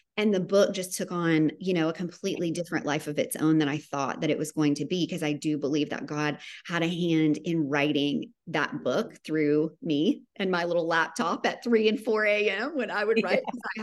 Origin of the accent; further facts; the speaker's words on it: Tennessee, United States; I'm from Tennessee.